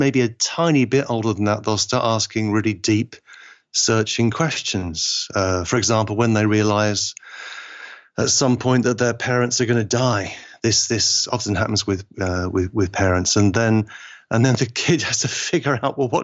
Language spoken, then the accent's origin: English; Liverpool, North West England, United Kingdom; you could say I'm English, but I feel like my family is from Liverpool, and Liverpool is just happens to be in England